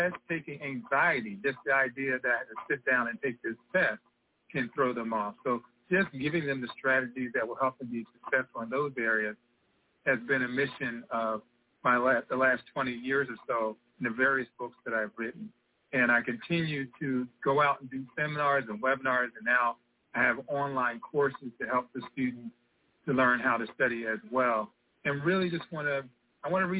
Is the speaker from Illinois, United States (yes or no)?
no; Philadelphia, Pennsylvania, United States; I grew up in West Philadelphia, you know, down the bottom, faced a lot of challenges